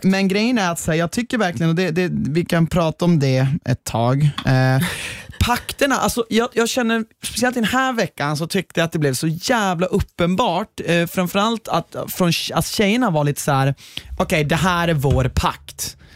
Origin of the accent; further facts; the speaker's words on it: Norrland, Sweden; jag är från Norrland